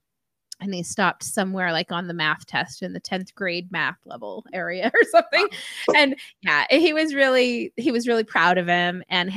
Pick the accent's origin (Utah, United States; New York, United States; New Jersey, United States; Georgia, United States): Utah, United States; I'm from Utah, so I'm just, yeah, I've been on the West Coast.